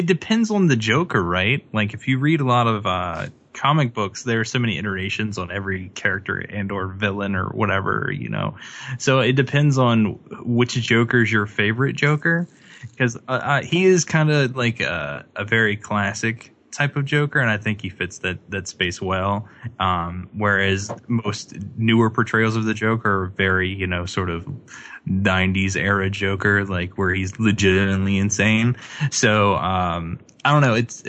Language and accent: English; Central Virginia, United States; Yeah, no, definitely Central Virginia for me. That's basically where I'm out of.